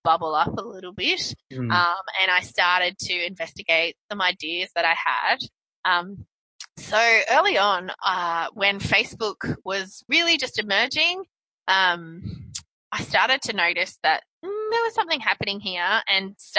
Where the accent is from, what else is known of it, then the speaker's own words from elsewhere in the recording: Brisbane, Queensland, Australia; I grew up in Brisbane, mm-hmm. Australia